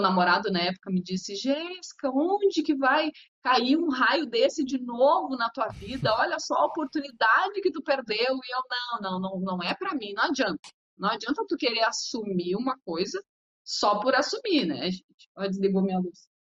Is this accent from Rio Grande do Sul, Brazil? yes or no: yes; Porto Alegre, Rio Grande do Sul, Brazil; Eu cresci, nasci, cresci na Vila Cruzeiro, próximo a todas as emissoras